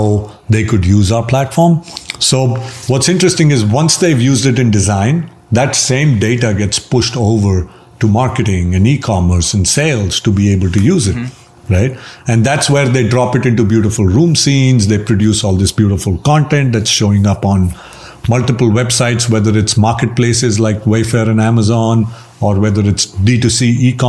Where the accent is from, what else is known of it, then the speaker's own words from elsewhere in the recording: India; So I'm Indian. We live with our parents even when we're older. Uh-huh. That's our culture